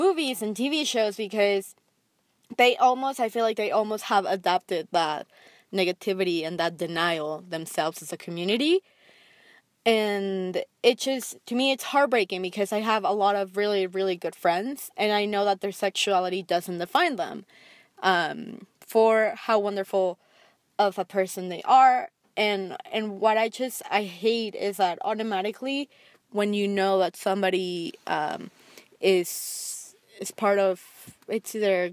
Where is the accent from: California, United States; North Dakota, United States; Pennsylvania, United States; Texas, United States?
Texas, United States; I grew up in Texas